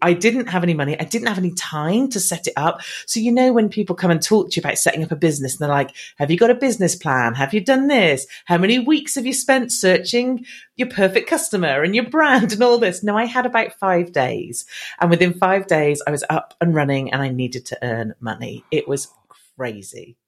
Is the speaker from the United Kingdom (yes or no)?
yes; England, United Kingdom; accent: English; I've been here my whole life, so I should hopefully sound as English as they come.